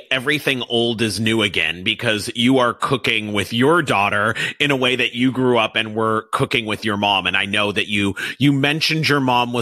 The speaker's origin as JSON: {"language": "English", "town": "Los Angeles", "region": "California", "country": "United States", "tie": "born or raised there", "said": "I grew up here in Los Angeles"}